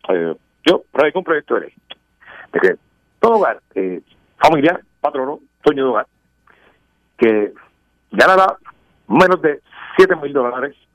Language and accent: Spanish; Puerto Rico; como buen puertorriqueño